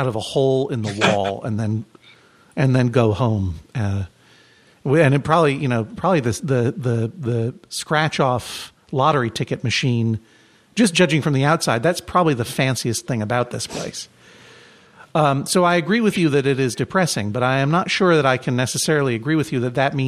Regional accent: Brookline, Massachusetts, United States; I'm from Brookline, Massachusetts

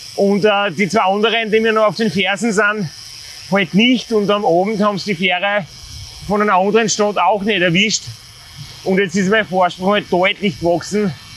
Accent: Styria, Austria; als Steirer

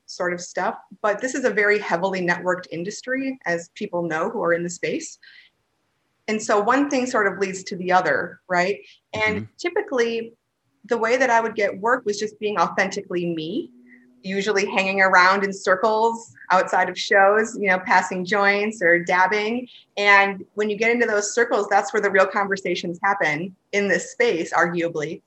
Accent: Wisconsin, United States; moved away as an adult; also born or lived in Amsterdam / Minneapolis; I'm from Wisconsin originally, and kind of grew up in the old school Wisconsin way

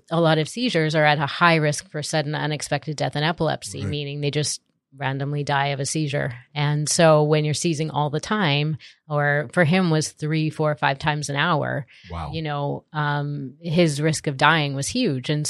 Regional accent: Canada; I am from Canada.

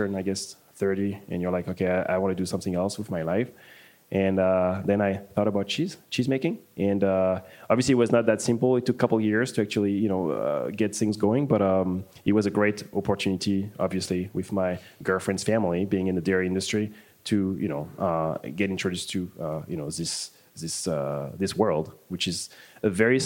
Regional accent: Paris, Île-de-France, France; moved away as an adult; now in Milwaukee, United States; I'm from France, from Paris

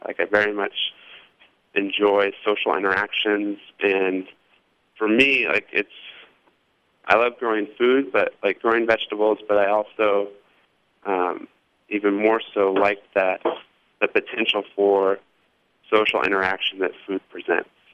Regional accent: Indianapolis, Indiana, United States; moved away as an adult; also born or lived in central Massachusetts / Portland, Oregon; I'm from Indianapolis originally, and um, I'm I guess I moved back maybe five years ago

